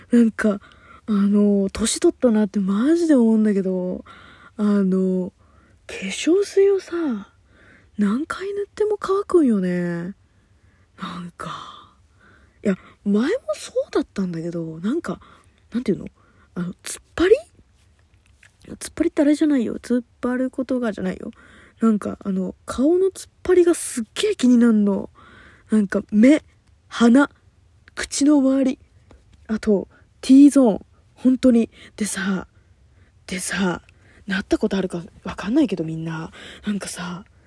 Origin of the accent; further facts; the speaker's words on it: Kanagawa, Japan; 私の地元のところでは2ちゃんなんだけど、あの、まあ、ちゃんではね TVK ってあの神奈川テレビが流れてるんだけど